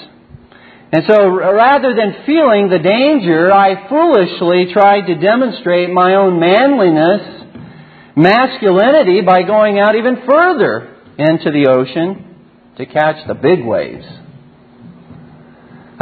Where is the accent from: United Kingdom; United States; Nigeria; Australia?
United States; Southern California; growing up in Southern California, that's right, I'm not a Canadian